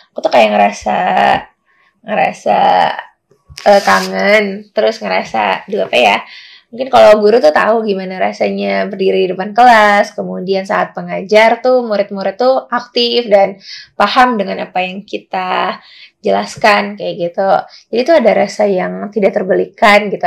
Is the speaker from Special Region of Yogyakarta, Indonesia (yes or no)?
no; Pekanbaru, Riau, Indonesia; kalau jawabanku sih untuk uh, di kotaku di Pekanbaru, as far as I know, um, belum apa ya masih minim eh, dialog-dialog uh, atau gerakan yang membahas tentang isu-isu pendidikan gitu teman-teman.